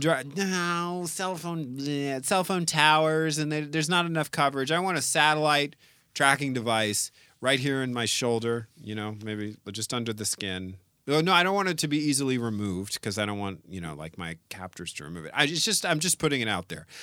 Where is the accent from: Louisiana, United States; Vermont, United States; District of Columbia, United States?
Louisiana, United States; New Orleans; I'm from New Orleans.